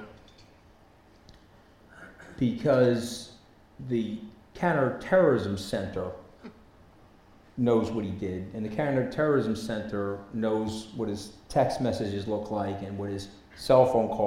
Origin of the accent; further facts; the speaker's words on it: New York, United States; I'm from New York